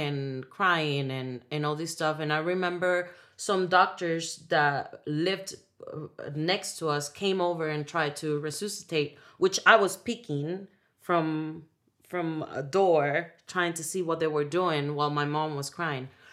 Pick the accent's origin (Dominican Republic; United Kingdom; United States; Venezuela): Dominican Republic; first language Spanish; English is a second language; moved away; I grew up in the Dominican Republic